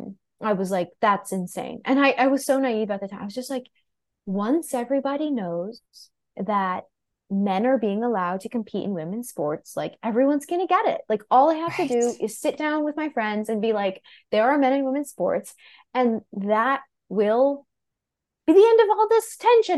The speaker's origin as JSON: {"language": "English", "town": "New York City", "region": "New York", "country": "United States", "tie": "born or raised there", "said": "I grew up in Greenwich Village, born and raised."}